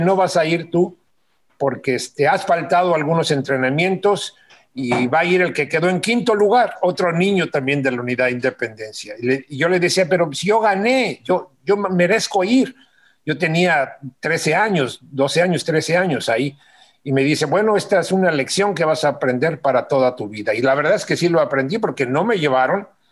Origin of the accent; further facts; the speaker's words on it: Mexico City, Mexico; cuando los Juegos Olímpicos iban a ser en mi ciudad, ya ni siquiera en mi país, en mi ciudad